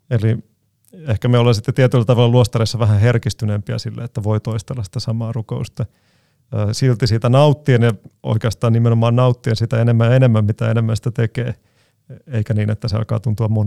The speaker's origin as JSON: {"language": "Finnish", "country": "Greece", "said": "meillä Kreikassa sitten pääsiäis sunnuntain, iltapäivänä, kun luetaan evankeliumista, niin luetaan monella eri kielellä"}